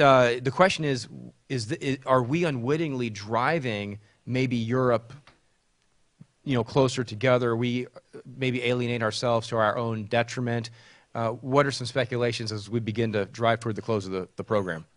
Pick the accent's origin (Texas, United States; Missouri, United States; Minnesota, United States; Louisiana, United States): Texas, United States; now in Charlotte, United States; Texas, my home state